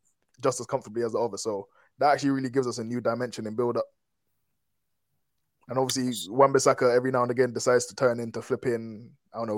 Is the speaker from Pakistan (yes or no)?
no; Antigua & Barbuda; I'm from Antigua